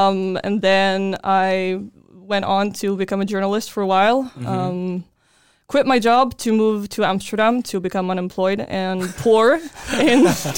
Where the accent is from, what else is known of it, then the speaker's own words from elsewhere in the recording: Stockholm, Stockholm County, Sweden; English is a second language; I am 25 from Stockholm, Sweden, the most beige country on earth, I think.